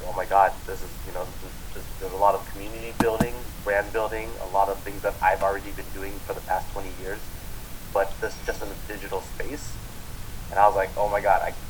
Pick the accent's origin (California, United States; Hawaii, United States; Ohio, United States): California, United States; Orange County; now in Long Beach, United States; I am born and raised in Orange County, which is about 15 minutes away from Long Beach. I grew up in that area my entire life